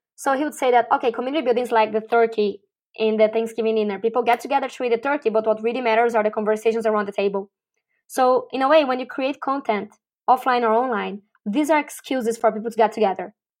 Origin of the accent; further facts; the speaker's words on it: Brazil; moved away as an adult; also born or lived in Mauritius / Argentina / Chile / Uruguay; now in Malaysia; I'm originally from Brazil, and I first lived abroad when I went to Mauritius